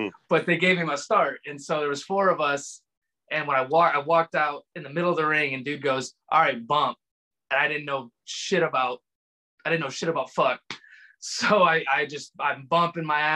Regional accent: Elgin, Illinois, United States; now in Chattanooga, United States; I live in Chattanooga, Tennessee now, but I grew up in Chicago, Illinois, on the outskirts in a town called Elgin, Illinois.

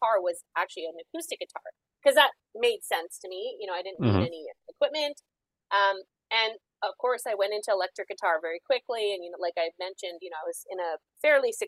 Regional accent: Calgary, Alberta, Canada; now in Toronto, Canada; So I'm originally from the Prairies. So I'm from Calgary, Alberta.

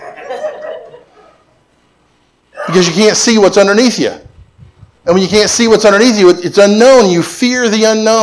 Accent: Florida, United States; I grew up in Florida

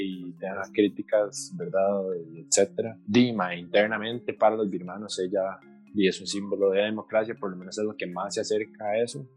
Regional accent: Costa Rica; como costarricenses nosotros

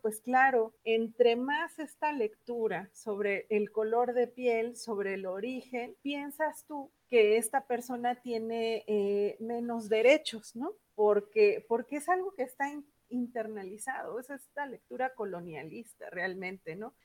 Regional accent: Mexico; Nosotros, México, somos de los países que más somos un país expulsor de migrantes

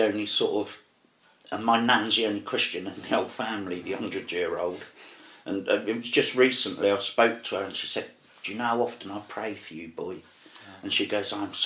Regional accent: Reading, South East England, United Kingdom; also born or lived in Margate; I grew up in Whitley. I loved the area.

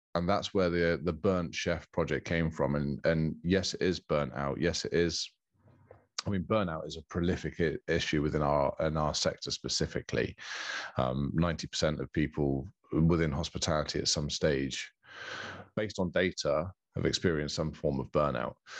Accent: Bournemouth, South West England, United Kingdom; moved away as an adult; now in Castle Cary, United Kingdom; I'm born and bred in Bournemouth

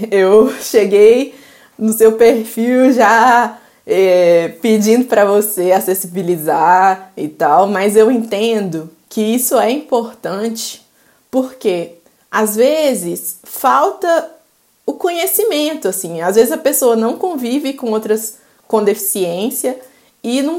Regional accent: Belo Horizonte, Minas Gerais, Brazil; Bom, eu sou mineira, eu tenho 24 anos, nasci e me criei aqui em Belo Horizonte, Minas Gerais.

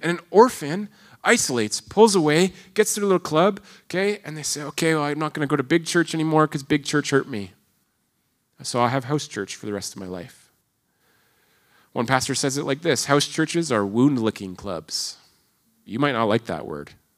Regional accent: Toronto, Ontario, Canada; moved away; in Ontario, I come from the Greater Toronto Area.

